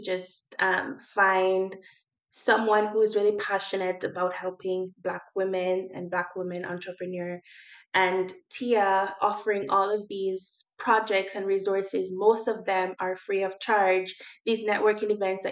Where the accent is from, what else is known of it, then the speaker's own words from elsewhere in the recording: Jamaica; now in Nova Scotia, Canada; I'm just a Jamaican girl coming to Canada